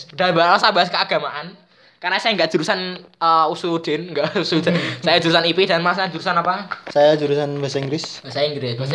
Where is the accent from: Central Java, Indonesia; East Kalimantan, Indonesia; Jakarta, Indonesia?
Central Java, Indonesia; Kudus; Kudus, guys. Jadi sama seperti saya.